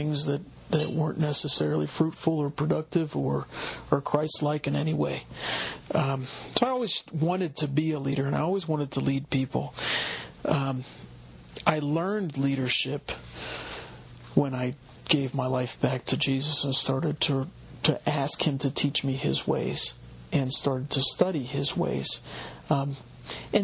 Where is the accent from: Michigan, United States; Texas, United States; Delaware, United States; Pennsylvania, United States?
Pennsylvania, United States; Oakmont; I'm from here in Pittsburgh. I grew up in Oakmont, Pennsylvania, went to Riverview High School